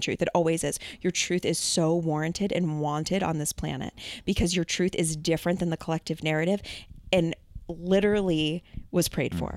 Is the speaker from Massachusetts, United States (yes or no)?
yes; Massachusetts, United States; I'm obviously from Massachusetts